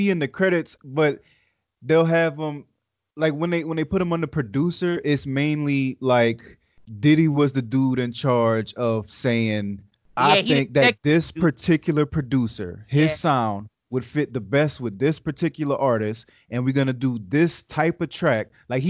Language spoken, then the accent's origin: English; the South, United States; I don't know if I'm whack for saying this, but I guess because I'm from the South, but I'm going to say …